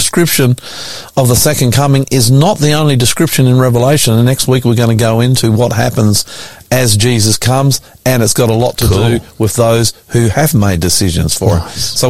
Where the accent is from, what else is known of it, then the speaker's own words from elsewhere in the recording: Australia; because I'm an Aussie